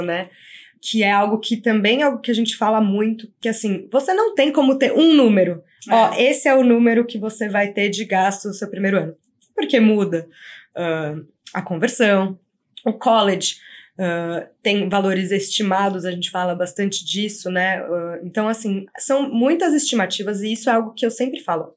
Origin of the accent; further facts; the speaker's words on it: São Paulo, Brazil; moved away as an adult; now in Canada; sou de São Paulo